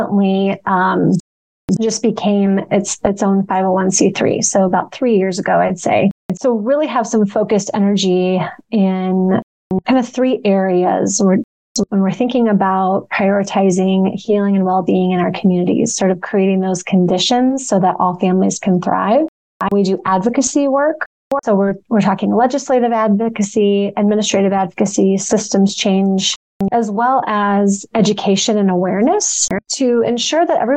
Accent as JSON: {"language": "English", "region": "Iowa", "country": "United States", "also_born_or_lived": "Kansas City", "moved": "as an adult", "said": "I'm originally from Iowa, moved to Kansas City for about 10 years, but have been back here for about 10 years."}